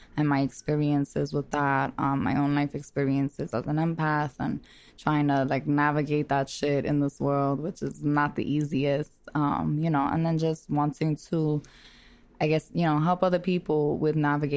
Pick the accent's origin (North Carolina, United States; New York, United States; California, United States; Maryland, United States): New York, United States; New York City; I am a girl from Brooklyn